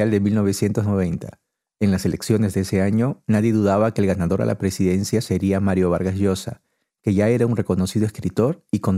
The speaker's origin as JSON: {"language": "Spanish", "region": "Lima", "country": "Peru", "tie": "born or raised there", "said": "Crecí en Zárate, un barrio emergente de Lima, y tenía 12 años cuando Fujimori ganó esas elecciones."}